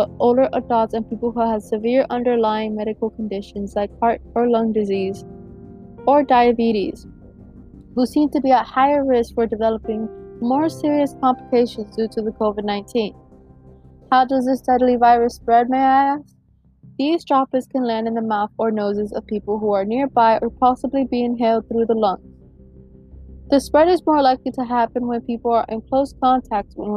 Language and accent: English; Broward County, Florida, United States; now in Hillsborough County, United States; I was born and raised in Broward County